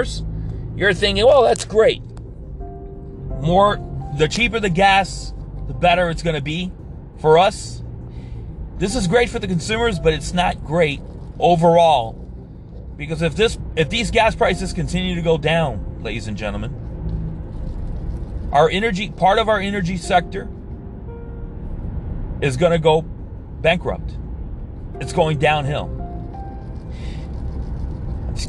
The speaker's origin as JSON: {"language": "English", "town": "Hialeah", "region": "Florida", "country": "United States", "said": "I'm from East Hialeah"}